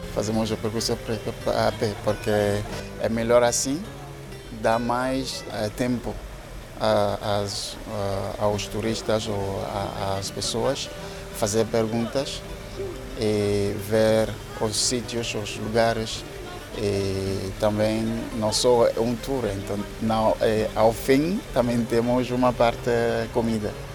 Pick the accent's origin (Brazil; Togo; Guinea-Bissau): Togo; Portuguese is a second language; moved away as an adult; also born or lived in Seville, Spain / Germany; now in Lisbon, Portugal; sou de Togo